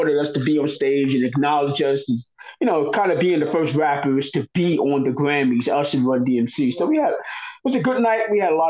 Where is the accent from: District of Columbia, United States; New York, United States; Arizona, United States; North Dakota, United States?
New York, United States; Brooklyn; Buff was from the Bronx, I was from Brooklyn, Mark was from Staten Island, and somebody brought us together. Like, we actually grew up together, you know.